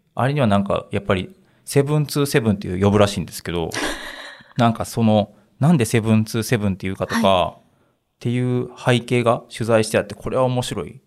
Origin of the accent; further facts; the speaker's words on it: Uji, Kyoto, Japan; 私、京都の宇治出身なんですけど